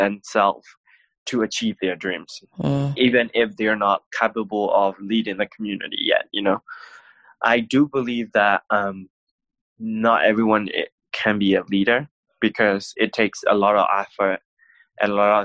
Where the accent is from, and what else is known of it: Myanmar; born or raised there; now in United States